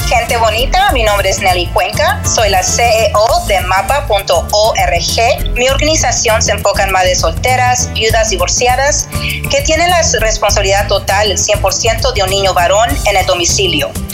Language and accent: Spanish; Texas, United States; also born or lived in Reynosa, Mexico (parents) / Tampico, Mexico (parents); yo soy de, de Texas, mis papás son de México Reynosa y Tampico